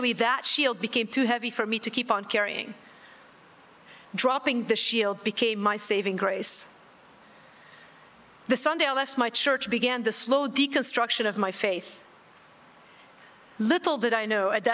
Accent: Beirut, Beirut Governorate, Lebanon; I was born in West Beirut, Lebanon, and grew up in the 70s and 80s. I lived through some of the worst of the civil war in West Beirut.

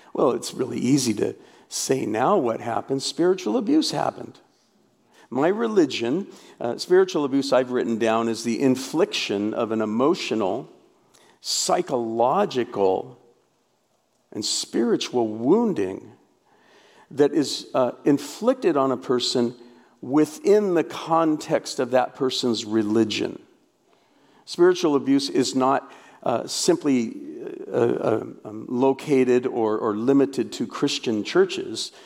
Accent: Portland, Oregon, United States; also born or lived in North Carolina; I grew up in Portland, Oregon

